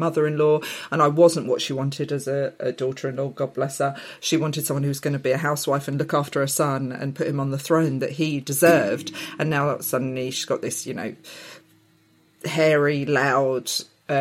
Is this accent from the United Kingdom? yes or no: yes; Essex, East of England, United Kingdom; Growing up in Essex, and it was during the time of the Gulf War, and having Arab father